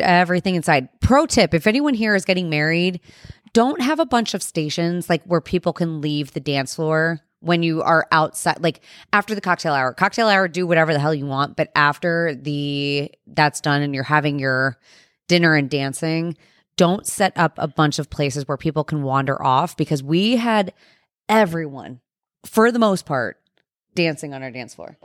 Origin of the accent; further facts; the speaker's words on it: New Jersey, United States; We're from New Jersey